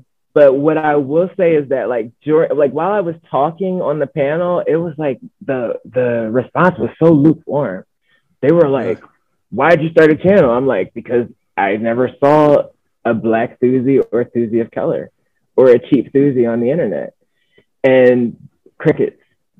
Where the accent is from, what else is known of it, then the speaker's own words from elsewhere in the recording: Northeast, United States; mainly because I'm from the Northeast.